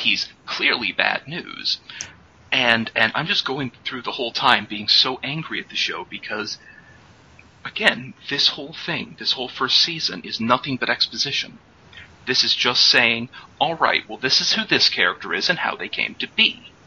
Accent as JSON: {"language": "English", "country": "United States", "said": "as an American"}